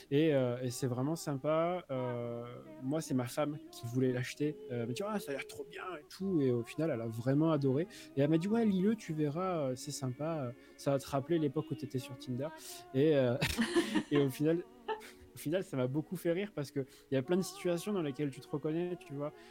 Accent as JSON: {"language": "French", "country": "France", "said": "parce que je suis, français et que j'ai un accent anglais très pourri"}